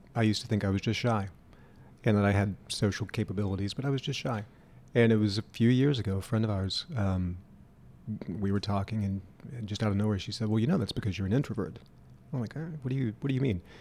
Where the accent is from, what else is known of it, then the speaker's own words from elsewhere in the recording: Louisiana, United States; now in Louisville, United States; where I grew up, um, which is a small town in Louisiana, about an hour north of New Orleans